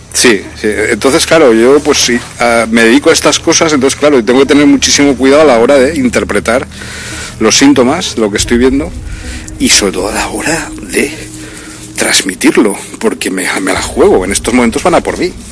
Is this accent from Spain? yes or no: yes; Spain; moved away as an adult; also born or lived in Brazil